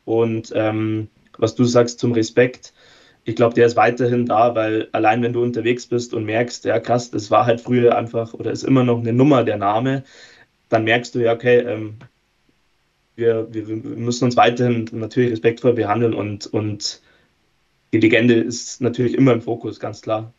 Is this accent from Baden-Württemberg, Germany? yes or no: no; Erding, Bavaria, Germany; also born or lived in Bayreuth; ich komme auch aus der Gegend, also bin nicht Münchner, aber ungefähr die Erdinger Richtung